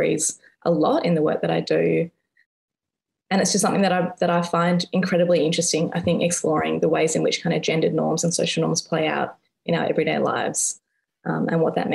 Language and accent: English; Perth, Western Australia, Australia; moved away as an adult; now in Melbourne, Australia; I'm originally from Perth. I moved to Melbourne about 12-ish, 13-ish years ago. So the beach was a big part of my life growing up and is still something that I really miss about Perth